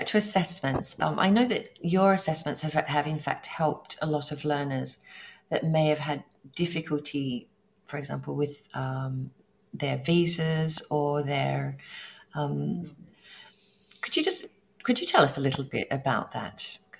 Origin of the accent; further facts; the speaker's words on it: Australia; now in Italy; I'm obviously, as you know, I'm Australian.